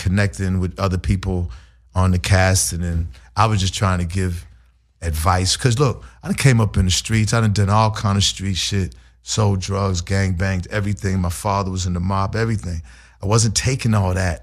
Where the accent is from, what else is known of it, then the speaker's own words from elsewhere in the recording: Boston, Massachusetts, United States; growing up in Boston